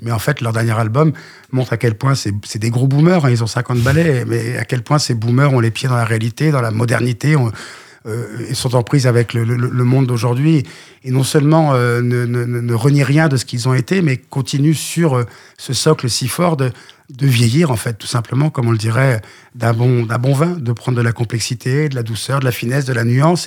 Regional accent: Le Mans, Pays de la Loire, France; moved away; je viens du Mans

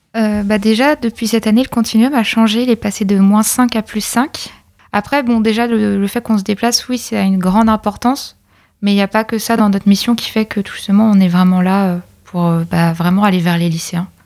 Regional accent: Pays de la Loire, France; moved away as an adult; je viens de l'Or-Atlantique et je suis venue spécialement sur camp pour faire mes études

